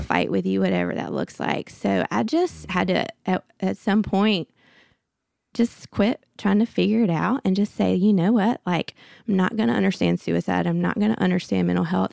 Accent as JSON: {"language": "English", "town": "Birmingham", "region": "Alabama", "country": "United States", "tie": "born or raised there", "said": "I grew up in Birmingham, went to school at Auburn"}